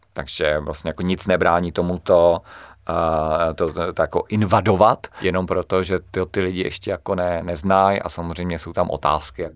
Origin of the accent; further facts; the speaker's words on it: Klatovy, Plzeň Region, Czechia; u nás v Klatovech